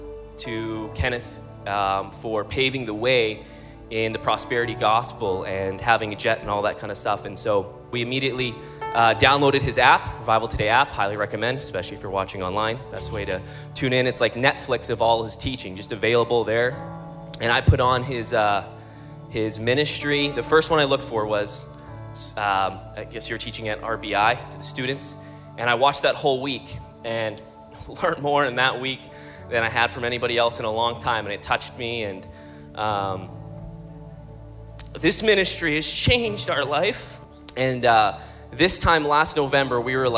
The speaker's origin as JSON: {"language": "English", "town": "Calgary", "region": "Alberta", "country": "Canada", "said": "We're from Calgary, Alberta"}